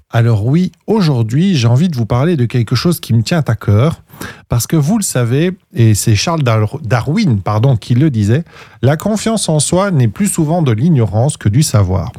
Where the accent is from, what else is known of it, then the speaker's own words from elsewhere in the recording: Belgium; chez nous en Belgique